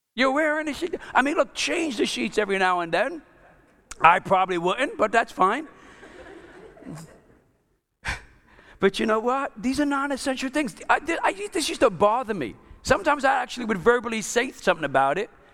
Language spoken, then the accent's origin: English; New York, United States; I'm Italian, I'm from New York